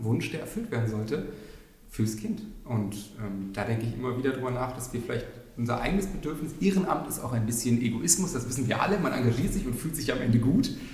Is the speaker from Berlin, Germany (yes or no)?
yes; Berlin, Germany; also born or lived in Spandau, Berlin; Ich bin in Schöneberg wirklich noch geboren. Ich bin, also, man trifft selten echte Berliner, aber sogar echte Schöneberger.